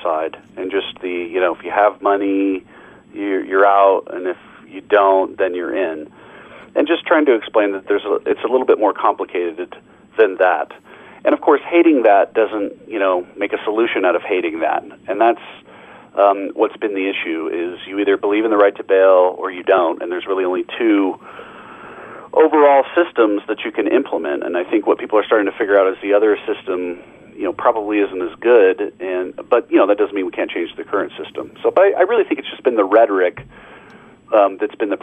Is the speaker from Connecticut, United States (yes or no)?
no; Denver, Colorado, United States; also born or lived in Waco, Texas / Rochester, New York; ultimately moved home to my hometown, Denver, Colorado